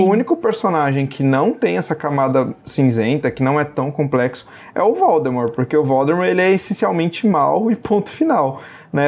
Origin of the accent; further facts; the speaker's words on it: Brazil; nós, enquanto brasileiros